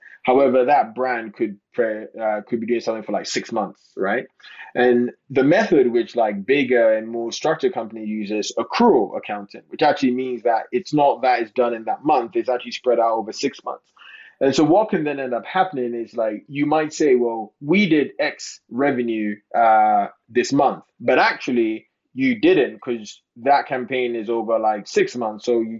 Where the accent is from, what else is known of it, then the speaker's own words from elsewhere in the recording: London, United Kingdom; born there; also born or lived in Ghana; So I was born in London, but I went to live in Ghana for 10 years.